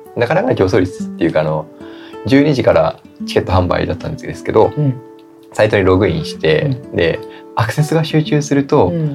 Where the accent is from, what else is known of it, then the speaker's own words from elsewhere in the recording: Kagoshima, Japan; now in Yokohama, Japan; 僕その鹿児島で育ってたから